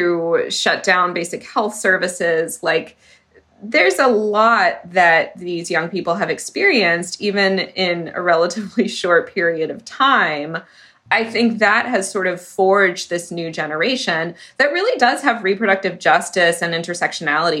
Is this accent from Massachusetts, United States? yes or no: yes; Massachusetts, United States; my home state of Massachusetts